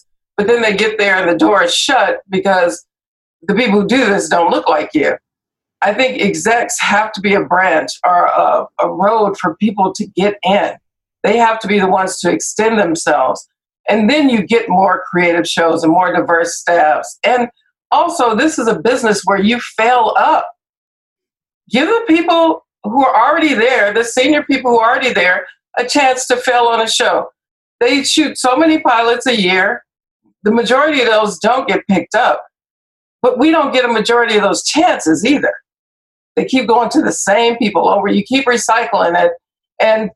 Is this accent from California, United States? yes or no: yes; Compton, California, United States; I grew up in Compton